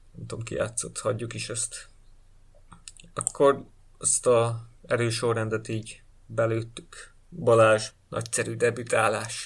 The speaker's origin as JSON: {"language": "Hungarian", "country": "Hungary", "said": "mi magyarok vagyunk"}